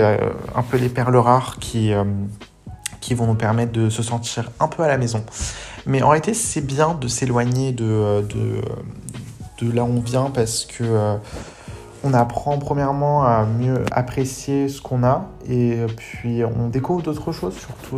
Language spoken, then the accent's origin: French; France; J'ai grandi en France